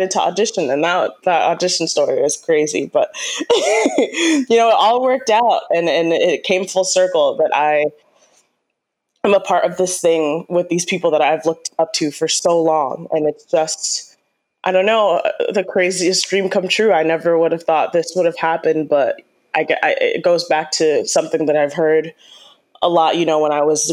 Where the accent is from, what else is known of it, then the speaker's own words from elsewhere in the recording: New York City, New York, United States; I'm from New York. I'm from Queens, New York, originally, you know, born and raised